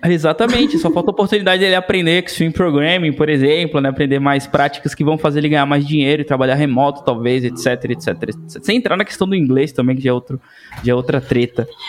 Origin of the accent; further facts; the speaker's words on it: interior of Bahia, Brazil; moved away as an adult; also born or lived in Salvador; now in São Paulo, Brazil; eu venho do interior da Bahia